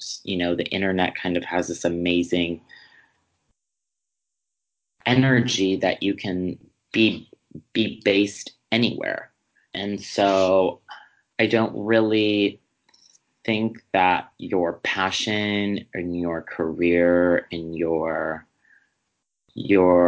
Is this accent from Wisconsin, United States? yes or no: yes; Wisconsin, United States; moved away as an adult; also born or lived in Chicago; I grew up in the Midwest